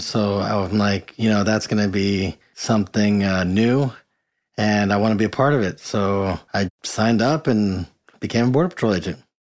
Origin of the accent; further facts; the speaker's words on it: Mexico; first language Spanish; English is a second language; now in United States; I actually grew up in Mexico. Having lived down there, Spanish was my first language, lived on the border as a kid lived on the border as an adult